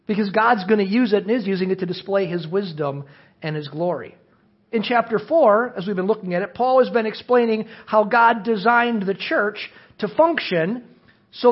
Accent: Cedarburg, Wisconsin, United States; I was raised in Cedarburg, Wisconsin, to a beer-drinking, construction-working family

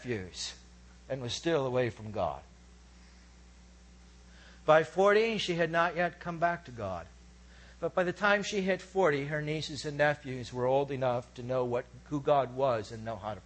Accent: United States; I'm from America

